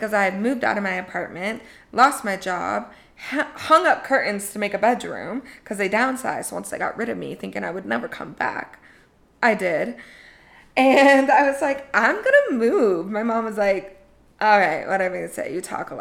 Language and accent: English; Colorado, United States; I grew up in Colorado